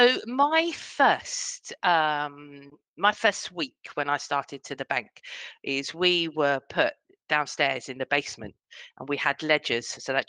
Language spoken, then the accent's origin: English; Harefield, London, United Kingdom; So I was born in Harefield, which is a very, very small, it's not even a town, a village. Okay. That's what you, when I was 16, I moved to London and spent most of my adulthood in London.